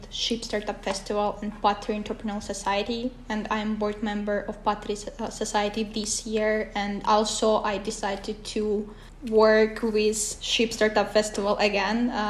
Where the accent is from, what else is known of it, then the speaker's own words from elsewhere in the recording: Kyrgyzstan; first language Russian; English is a second language; now in Kouvola, Finland; originally, I'm from Kyrgyzstan, but I'm not Kyrgyz. It's really funny thing. And my uh, mother tongue is Russian, so I don't speak Kyrgyz as well.